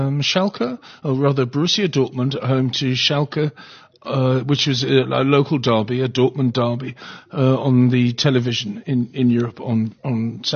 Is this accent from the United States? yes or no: no; South Africa; moved away; As a South African